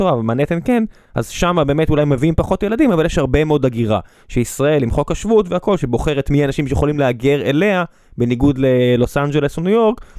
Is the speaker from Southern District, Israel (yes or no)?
yes; Beersheba, Southern District, Israel; אני כבאר שבעי